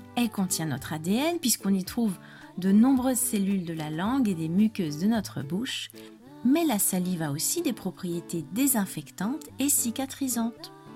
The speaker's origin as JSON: {"language": "French", "country": "France"}